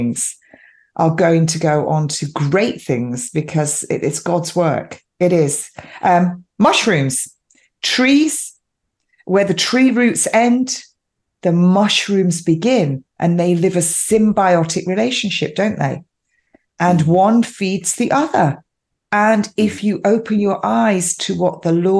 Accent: England, United Kingdom; I'm quintessentially English

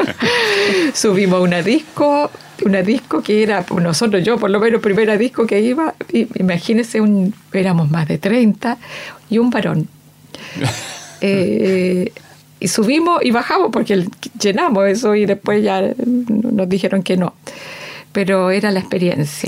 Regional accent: San Pedro de la Paz, Biobío, Chile; also born or lived in Concepción; de Concepción, nací en Concepción. Y eh, la mayor parte de mi niñez y mi, juventud la pasé en San Pedro, en la villa San Pedro

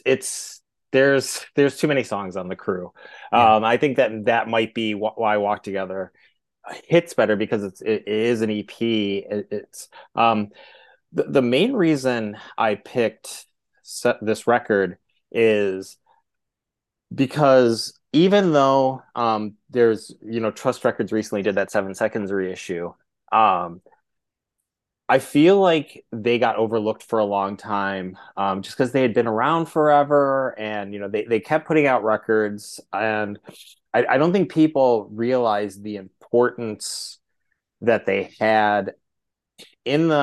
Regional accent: Twinsburg, Ohio, United States; I grew up in Twinsburg. So like, you know, in a suburb halfway between, you know, Cleveland and Akron

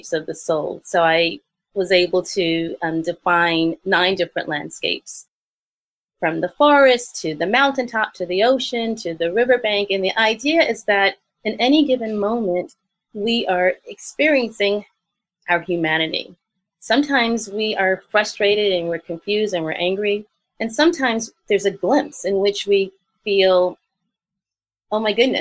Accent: New York City, New York, United States; I grew up in the South Bronx

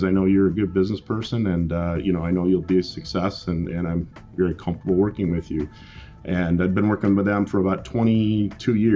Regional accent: Jackson, Michigan, United States; also born or lived in Lansing, Michigan; I was born and raised in Jackson, Michigan

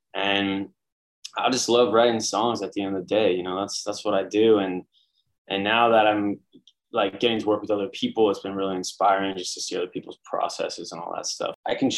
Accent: San Francisco, California, United States; moved away as an adult; now in Brooklyn, United States; I'm from San Francisco originally. That's a good place to start. Been in New York for 10 years. I live in Brooklyn, baby

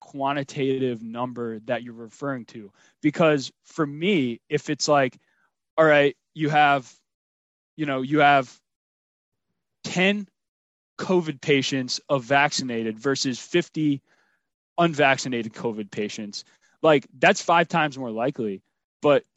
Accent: Rhode Island, United States; I'm from Rhode Island

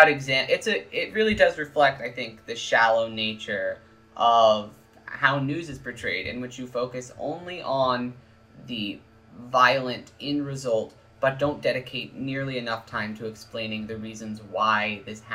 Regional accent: East Texas, United States; I grew up in East Texas

